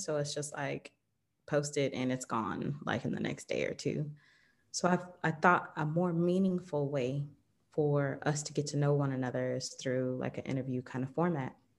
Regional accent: Southern Illinois, United States; moved away as an adult; also born or lived in Atlanta, Georgia / El Salvador / Jamaica; I was born in Illinois, Southern Illinois, uh, in a small town

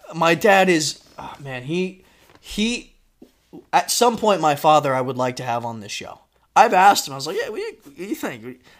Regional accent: Florida, United States; also born or lived in New York; when I moved from New York to Florida, that's when I started kindergarten

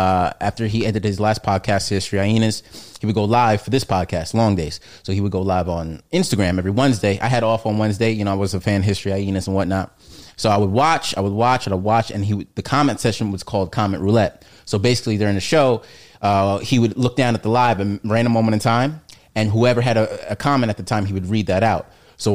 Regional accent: Amityville, New York, United States; So I grew up in Amityville, New York.

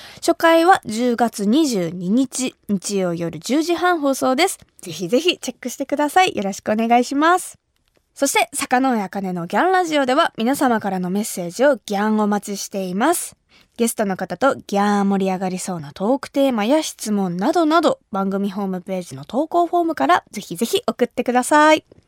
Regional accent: Kumamoto, Japan; now in Tokyo, Japan; 私が生まれ育った熊本

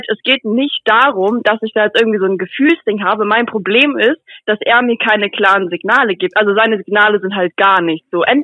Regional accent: Buxtehude, Lower Saxony, Germany; now in Stuttgart, Germany; Also, ich komme eigentlich aus Buxtehude und ich bin jetzt halt letztes Jahr im Sommer bin ich nach Stuttgart gezogen, also halt beruflich

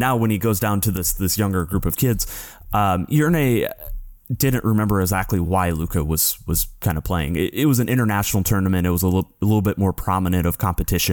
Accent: United States; as an American journalist

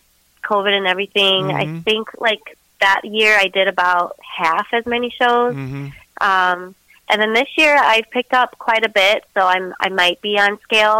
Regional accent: Detroit, Michigan, United States; also born or lived in Lansing area, Michigan; I grew up in the Metro Detroit area, and then I got married and I moved out towards the Lansing area. So, I've been in Michigan.

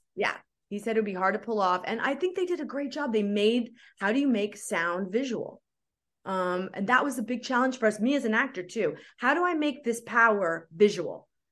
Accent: Oakland, California, United States; moved away as an adult; also born or lived in Berkeley, California / Los Angeles, California; I grew up doing theater in the Bay Area. I'm from Oakland

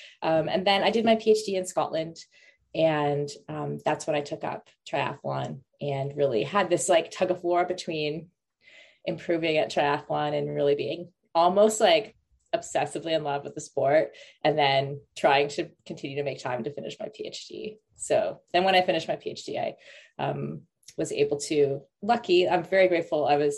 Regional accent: Canada; moved away; also born or lived in Middle East / Europe; I'm from Canada originally. I grew up partially in the Middle East and I spent most of my 20s in Europe.

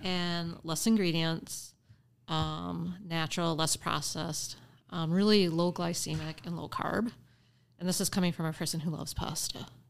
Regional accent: Appleton, Wisconsin, United States; I was born and raised in Appleton, Wisconsin. So I am definitely homegrown here

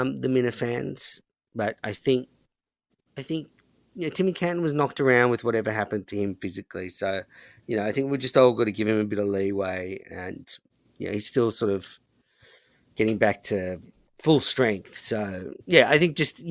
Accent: Australia; as an Australian

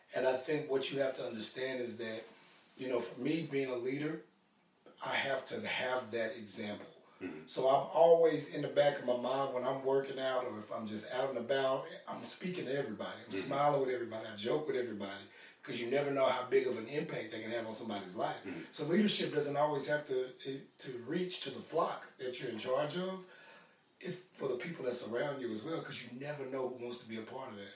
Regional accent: Arkansas, United States; also born or lived in Houston, Texas; Raised in Arkansas.

